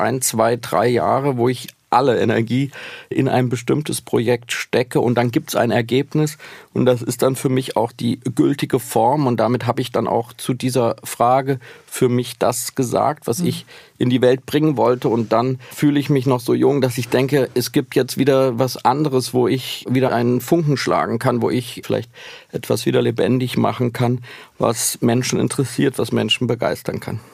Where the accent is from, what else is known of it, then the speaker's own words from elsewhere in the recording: Schlitz, Hesse, Germany; accent: East Hessian; moved away; in der hessischen Provinz in Schlitz, wo ich aufgewachsen bin